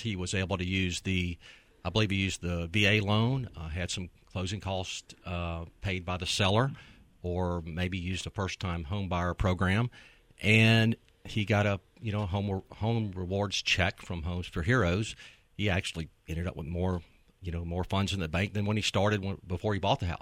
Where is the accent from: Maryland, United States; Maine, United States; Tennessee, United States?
Tennessee, United States; Memphis; we're both from Memphis. We attended school here, uh, all of our lives